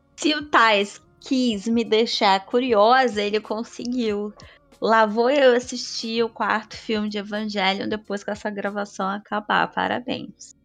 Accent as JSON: {"language": "Portuguese", "region": "Rio de Janeiro", "country": "Brazil", "said": "Eu sou do Rio"}